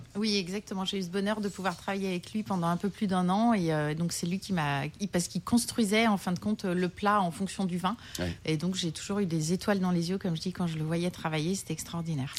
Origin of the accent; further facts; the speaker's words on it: Lyon, Auvergne-Rhône-Alpes, France; now in Paris, France; Je suis lyonnaise